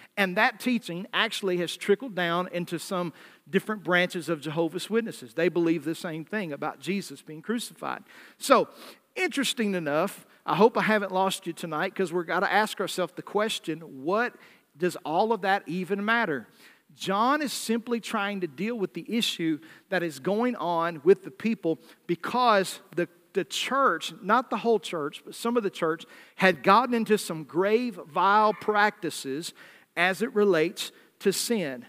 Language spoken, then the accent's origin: English; the South, United States; accent: Southern; moved away; I was raised in the South